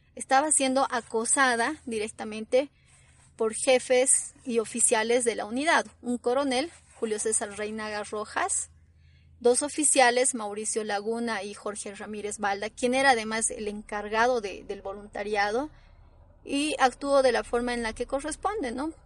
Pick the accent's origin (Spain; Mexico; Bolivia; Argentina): Bolivia; no le interesamos como bolivianos